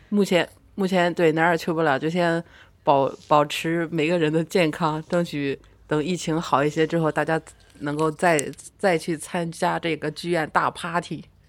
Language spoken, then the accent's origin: Chinese; northern China, China; 我是来自北方的猛女